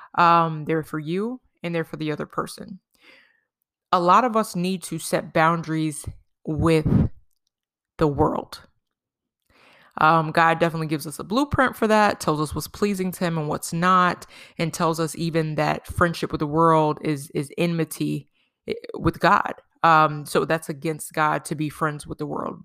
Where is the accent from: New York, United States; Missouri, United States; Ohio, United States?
New York, United States; when we were growing up in New York